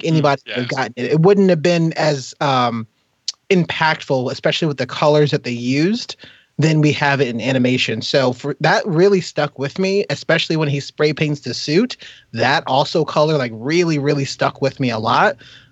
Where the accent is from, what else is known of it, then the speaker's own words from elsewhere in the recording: upstate New York, United States; I'm not from New York City, I'm from upstate